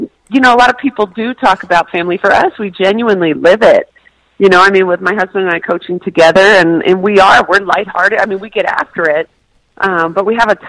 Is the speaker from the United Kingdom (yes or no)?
no; Canada; moved away; also born or lived in Tennessee; I grew up in Canada